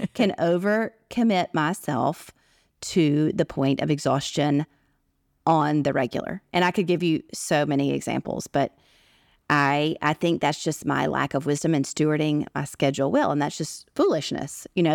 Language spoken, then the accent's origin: English; United States; born or raised there; moved away as an adult; also born or lived in Washington, D.C.; now in Arabian Peninsula